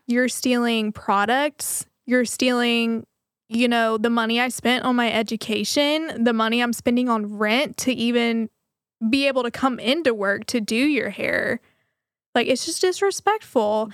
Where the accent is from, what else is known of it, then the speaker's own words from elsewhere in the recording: Waco, Texas, United States; I'm from Waco